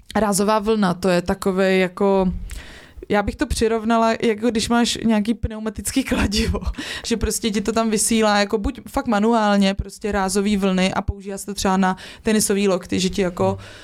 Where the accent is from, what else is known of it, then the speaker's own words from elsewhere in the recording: Czechia; also born or lived in Prague; jsem vyrostla v Krkonoších